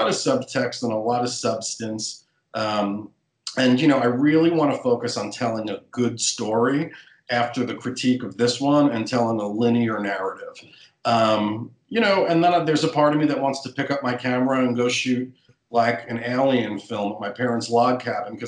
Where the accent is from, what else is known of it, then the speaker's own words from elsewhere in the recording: New York City, New York, United States; I'm a New Yorker